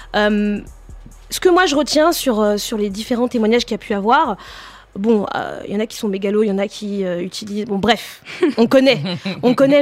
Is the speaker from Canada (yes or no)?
no; France; je suis née en France